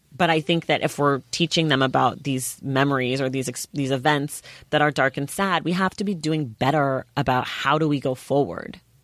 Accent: United States; as an American

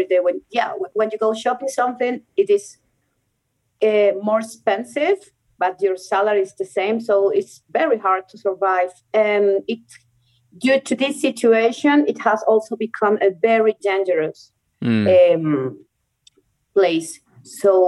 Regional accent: Venezuela; English is a second language; moved away as an adult; also born or lived in Germany; now in Colombia; I was born in Venezuela

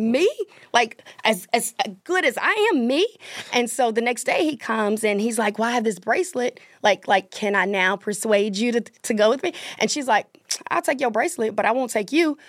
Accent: Mississippi, United States; moved away as an adult; also born or lived in Atlanta, Georgia; I'm from Mississippi, but I lived in Atlanta for seventeen years.

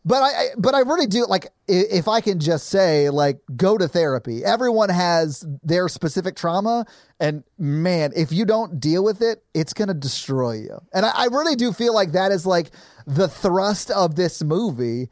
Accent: Nashville, Tennessee, United States; I grew up in South Nashville

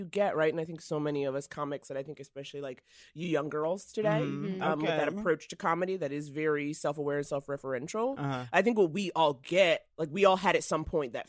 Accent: New York, United States; When I was a kid, again, growing up in New York, like all I wanted was to be on Broadway.

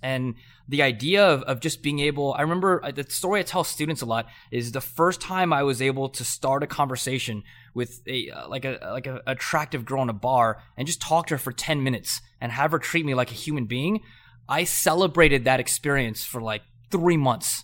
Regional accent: Southern California, United States; I grew up in Southern California.

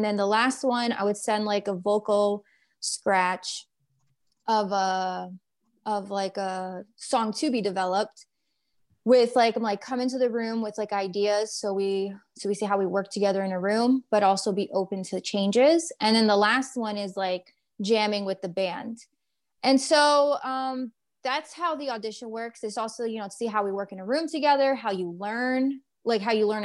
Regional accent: New York, United States; we're from New York

